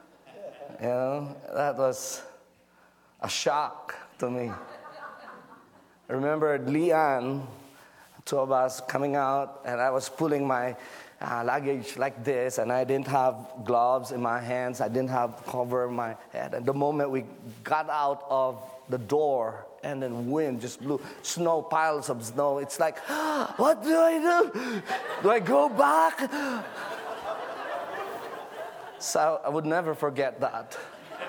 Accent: Philippines; I'm just a Filipino with thick jackets, you know, barely surviving the winter of Norway.

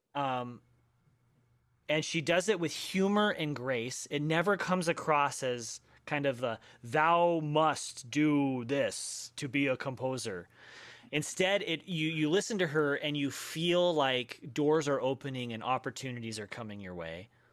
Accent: Denver, Colorado, United States; I grew up in Denver

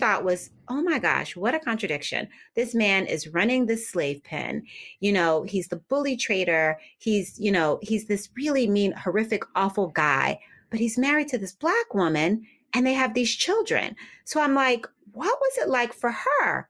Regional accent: Philadelphia, Pennsylvania, United States; moved away as an adult; also born or lived in New Jersey; now in Richmond, United States; I grew up in Philadelphia, and I spent a lot of my, or most of my adult life actually in New Jersey

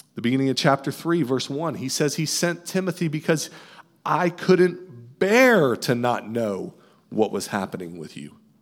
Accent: right outside Fort Knox, Kentucky, United States; I grew up in Kentucky right outside of Fort Knox military base

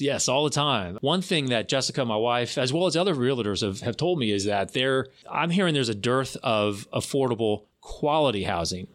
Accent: Florida, United States; also born or lived in Tallahassee; I was born and raised in Florida. I've lived all over the state and then, um, came to Tallahassee in two thousand one

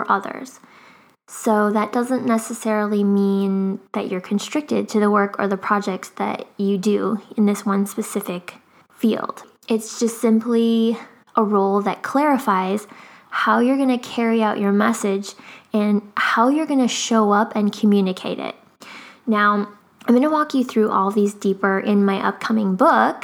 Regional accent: Chicago, Illinois, United States; also born or lived in Japan; now in Florida, United States; I grew up in Chicago

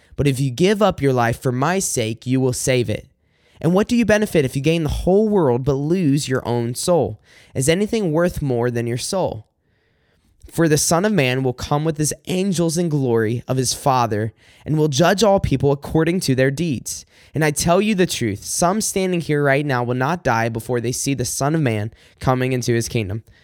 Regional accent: South Carolina, United States; moved away as an adult; now in Michigan, United States; I am originally from South Carolina. I moved up here to Michigan in two thousand sixteen.

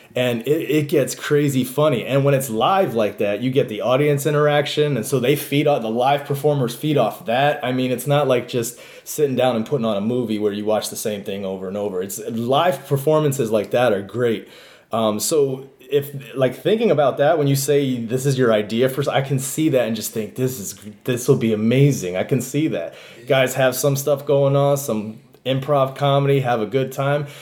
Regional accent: Buffalo, New York, United States; also born or lived in Rochester; But I, but I grew up in Buffalo

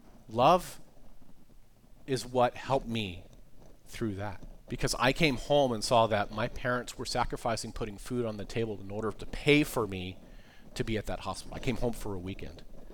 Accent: East Coast, United States; I'm always consider myself a fast talker. I grew up on the East Coast, like I said.

